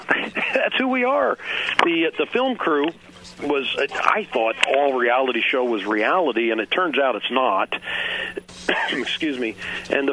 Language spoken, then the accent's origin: English; Kansas City, Midwest, United States; also born or lived in Philadelphia; since about, second grade, I've been in the Kansas City area, basically. So, yeah, I mean, we were raised in the Midwest